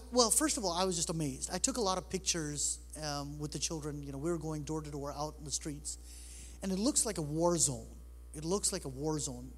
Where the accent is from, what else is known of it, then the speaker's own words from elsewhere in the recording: New York City, New York, United States; now in Michigan, United States; I was born in New York City. Uh, I've been in Michigan now for 25 years